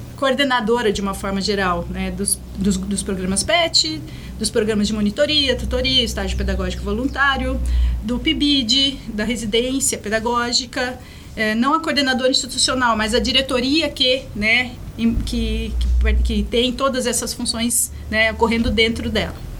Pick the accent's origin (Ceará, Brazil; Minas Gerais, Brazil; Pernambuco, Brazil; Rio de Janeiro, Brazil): Minas Gerais, Brazil; also born or lived in São Paulo; now in Guarapuava, Brazil; eu nasci em Minas, minha, parte da minha família está lá